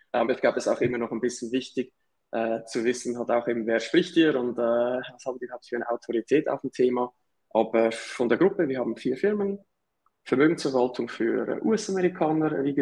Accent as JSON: {"language": "German", "region": "Zurich", "country": "Switzerland", "said": "Wie ihr vielleicht hört, äh, komme ich aus der Schweiz. Also Nachbarstaat aus dem Süden sozusagen, äh, Zürich um genau zu sein."}